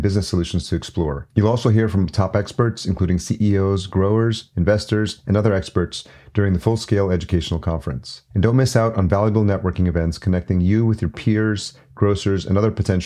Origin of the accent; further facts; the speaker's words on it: New York, United States; moved away as an adult; also born or lived in Los Angeles; now in Minneapolis, United States; I grew up in New York and I lived in LA prior to this